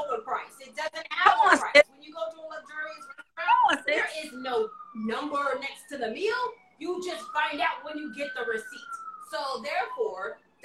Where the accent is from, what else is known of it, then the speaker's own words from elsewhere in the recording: Chicago, Illinois, United States; now in Washington, D.C., United States; I'm originally from Chicago, so I got some people there too